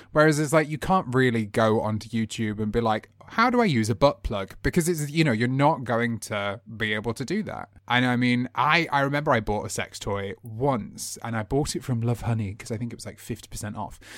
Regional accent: United Kingdom; how we are as british people

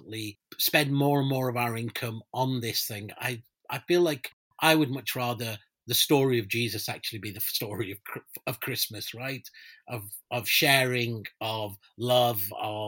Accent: Pakistan; moved away; I'm originally from Pakistan

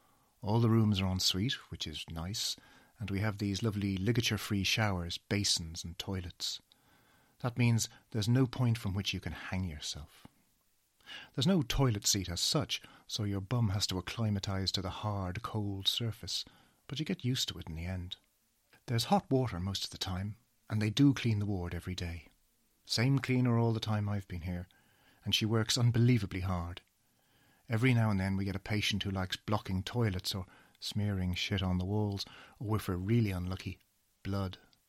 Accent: Dublin, Leinster, Ireland; now in United Kingdom; I'm 53 years old. I'm originally from Dublin

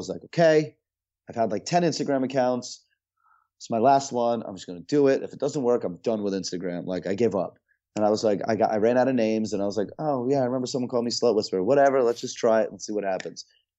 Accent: Russia; born there; I was born in Russia. My parents are obviously from Russia. Not a very easy country to be from. It's a very, you know, it's a hard place.

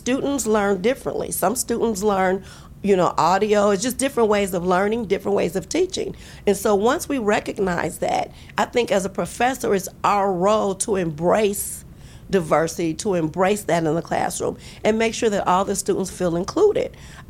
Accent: East Coast, United States; Or they're from the East Coast. I'm from the East Coast.

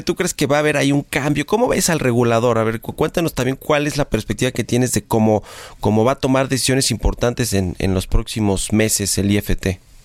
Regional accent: Mexico

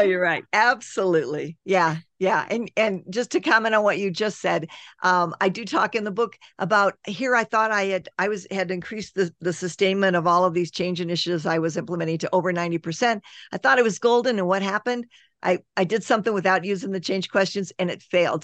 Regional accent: United States; I'm American

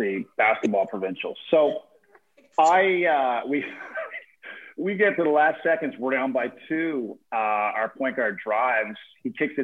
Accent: Corner Brook, Newfoundland and Labrador, Canada; moved away as an adult; also born or lived in Calgary; I'm from Newfoundland originally, like Corner Brook, Newfoundland.

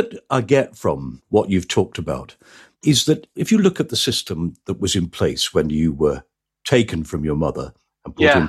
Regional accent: North West England, United Kingdom; so I grew up in Lancashire. I learned English.

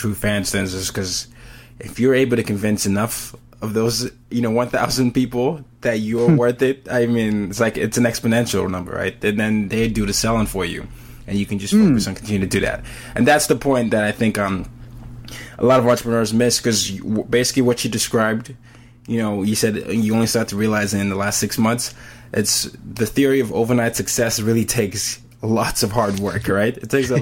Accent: Nigeria; now in New York, United States; I'm a Nigerian living in New York

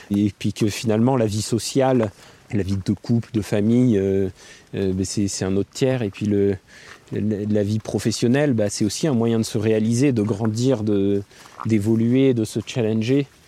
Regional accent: Gap, Provence-Alpes-Côte d'Azur, France; moved away as an adult; now in Annecy, France; j'ai grandi à Gap

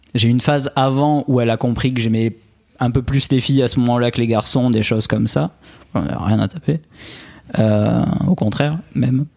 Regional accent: Albi, Occitania, France; accent: accent chantant; now in Nice, France; je suis originaire euh, d'Albi à la base, à côté de Toulouse

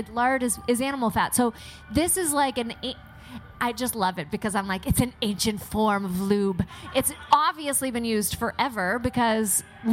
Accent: Kensington, Prince Edward Island, Canada; now in Montreal, Canada; I'm from Kensington, Prince Edward Island, population like 4,000 people.

